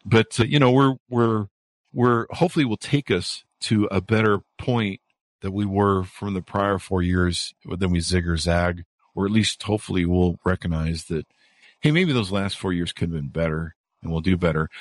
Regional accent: United States; As an American who lived here and spent his first half of his life

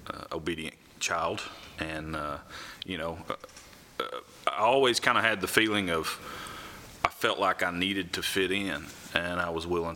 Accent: Grubbs, Arkansas, United States; born or raised there; also born or lived in Memphis, Tennessee

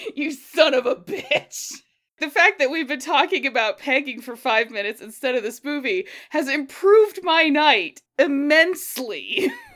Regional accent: near Boulder, Colorado, United States; I grew up near Boulder, Colorado

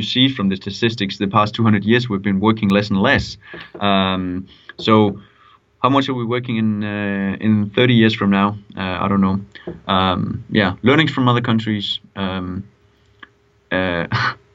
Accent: Denmark; moved away; I come from Denmark.

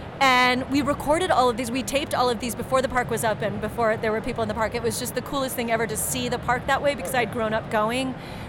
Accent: near Disneyland, California, United States; I grew up very near Disneyland

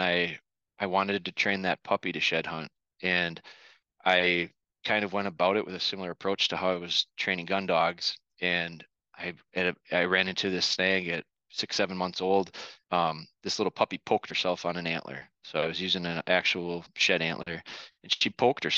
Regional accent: northern Wisconsin, United States; I was born and raised here in Wisconsin, northern Wisconsin, and now we're located kind of in central Wisconsin

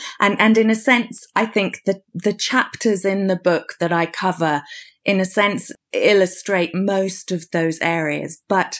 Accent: United Kingdom; Well, it may be something about being British. I think that as a nation, we somehow, there's still an element of stiff upper lip.

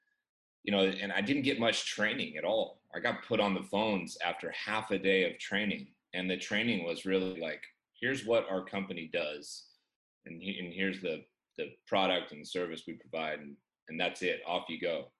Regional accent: Chico, California, United States; I grew up in Chico, California

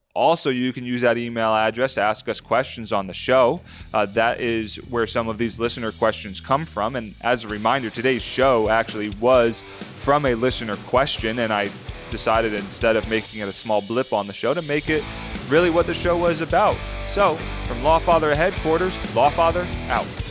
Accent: New Jersey, United States; a kid growing up in South Jersey, follow the Eagles religiously

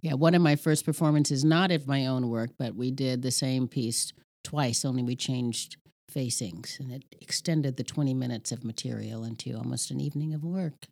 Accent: New York City, New York, United States; moved away as an adult; now in Ohio, United States; Growing up in Red Hook, Red Hook Projects

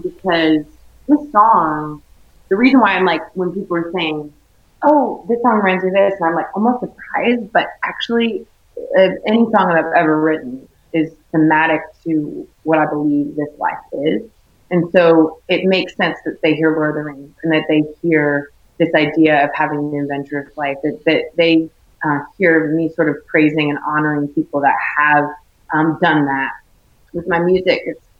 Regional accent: Chino Valley, Arizona, United States; I'm from the Shire, basically. I'm from, you know, with the Chino Valley, like this town I live in. It's a very, like a small town, a very close community.

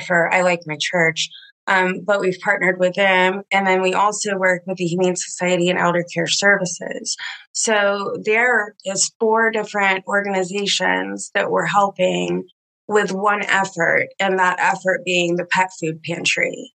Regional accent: Tallahassee, Florida, United States; moved away as an adult; I'm from Tallahassee and moved back after grad school

